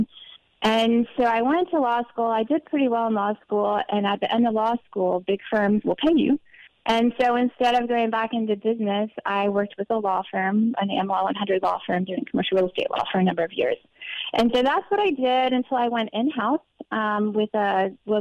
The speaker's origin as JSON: {"language": "English", "town": "Montgomery", "region": "Alabama", "country": "United States", "tie": "born or raised there", "also_born_or_lived": "Mons, Belgium / Virginia / Manhattan, New York", "moved": "as an adult", "said": "when I was about two or three, my family moved to Alabama"}